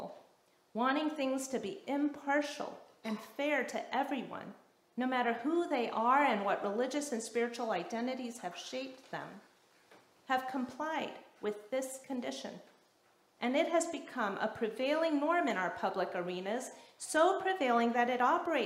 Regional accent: the South, United States; moved away; when I was growing up in the South

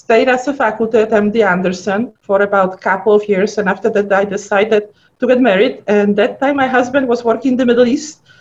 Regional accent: Poland; accent: funny accent; English is a second language; moved away as an adult; also born or lived in Cleveland / Detroit / Houston; now in United States; I was born in Poland. I grew up in Poland. I went to medical school in Poland. And as a matter of fact, when I came here, I didn't speak any English at all.

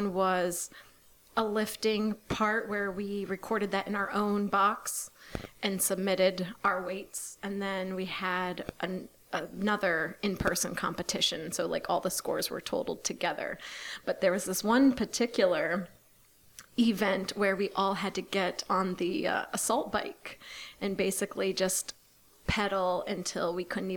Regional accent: Ohio and Michigan, Midwest, United States; moved away; I'm originally from the Midwest, Ohio and Michigan

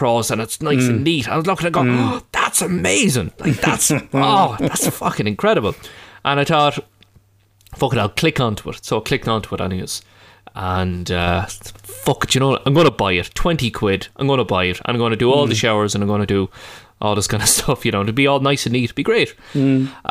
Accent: Ireland

